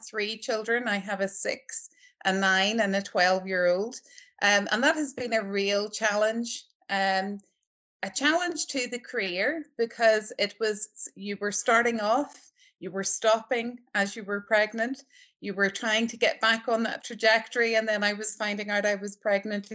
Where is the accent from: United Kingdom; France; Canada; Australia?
United Kingdom; Northern Ireland; moved away as an adult; also born or lived in Belfast, United Kingdom / United States; now in Aberdeen, United Kingdom; I'm not Scottish, I'm Northern Irish.